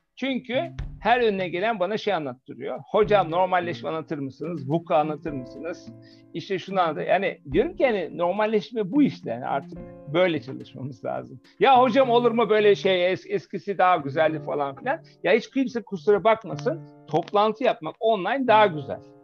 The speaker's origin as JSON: {"language": "Turkish", "country": "Germany", "tie": "born or raised there", "moved": "yes", "said": "Almanya'da yetiştim."}